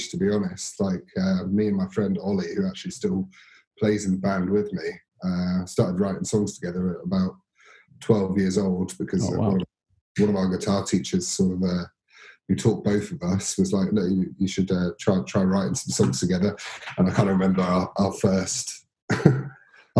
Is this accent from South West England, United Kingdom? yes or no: yes; Devon, South West England, United Kingdom; growing up in Devon